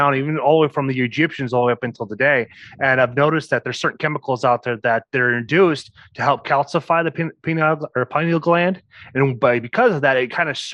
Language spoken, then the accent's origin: English; Osage, Iowa, United States; I am from Osage, Iowa